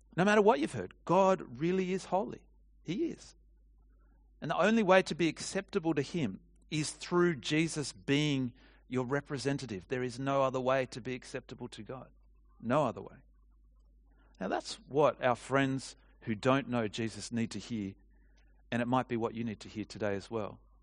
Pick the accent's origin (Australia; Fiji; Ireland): Australia; what comes naturally to us from being Australian